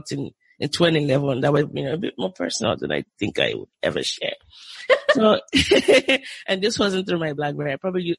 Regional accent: Southwest Nigeria, Nigeria; moved away as an adult; also born or lived in Lagos, Nigeria; now in United States; I grew up in the Southwest, but I was sent to the North

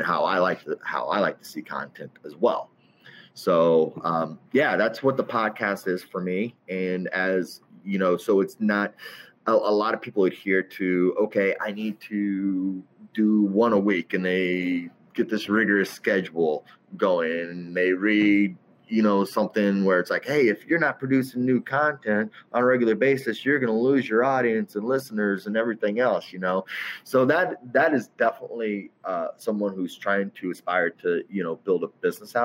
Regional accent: Centralia, Illinois, United States; moved away as an adult; also born or lived in Charleston, Illinois / Naperville, Illinois / Chicago, Illinois; now in Chicago suburbs, United States; I'm originally from Southern Illinois, Centralia, about 45 miles east of St. Louis

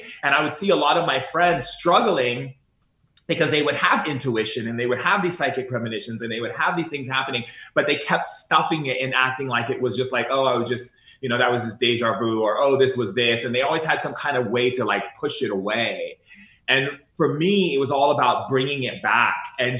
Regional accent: Foster City, California, United States; also born or lived in Sacramento; I was born in Sacramento. We moved to this little town outside of San Francisco called Foster City.

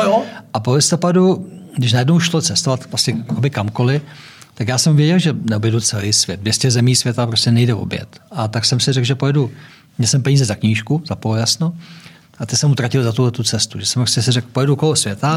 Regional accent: Czechia; my Češi

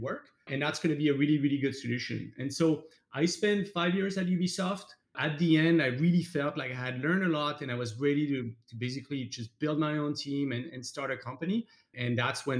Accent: France; moved away as an adult; now in United States; I'm French, obviously. I grew up in France, came to the US about 14 years ago when I studied construction at Stanford.

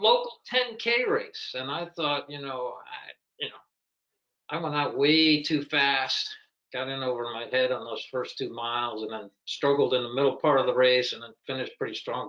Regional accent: Pennsylvania, United States; I grew up in Pennsylvania

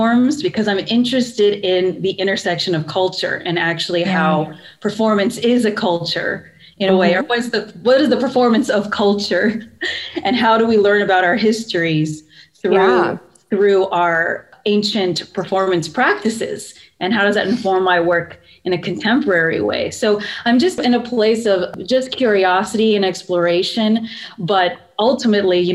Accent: central Pennsylvania, United States; I grew up in central Pennsylvania, very suburban

